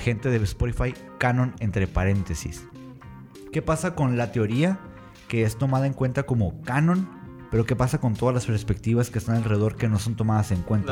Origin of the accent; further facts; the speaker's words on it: Mexico; me crié como muchos mexicanos bajo la religión católica